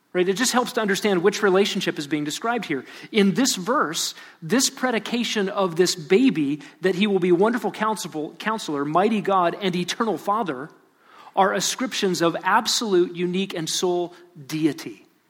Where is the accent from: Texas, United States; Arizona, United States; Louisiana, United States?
Texas, United States; Lubbock; I was born in Lubbock, Texas